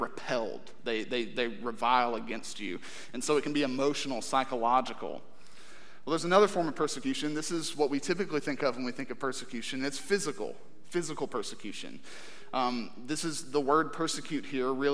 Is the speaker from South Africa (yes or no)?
no; United States; as American Christians